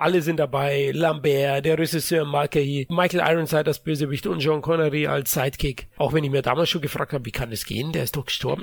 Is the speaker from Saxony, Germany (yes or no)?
no; Bavaria, Germany; ich bin auch aufgewachsen im ARD und ORF, was wir hier in Bayern zusätzlich empfangen haben